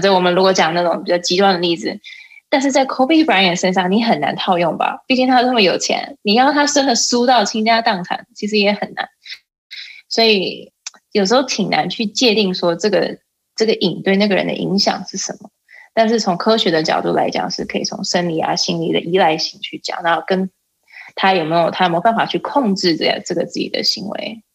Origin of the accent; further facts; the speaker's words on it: Taiwan; also born or lived in Colorado, United States; now in United States; 我们台湾人看毒品